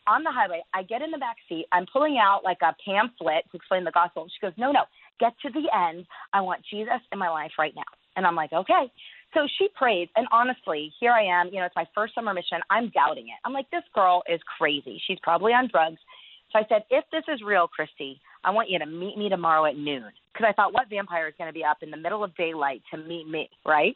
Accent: United States; also born or lived in East Asia; being an American

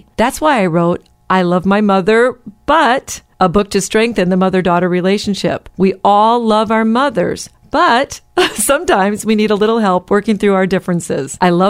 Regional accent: the North, United States; I'm from the North.

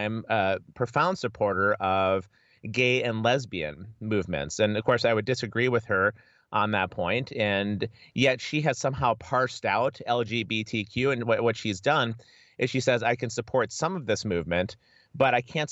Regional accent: United States; also born or lived in Edinburgh, United Kingdom; as an American

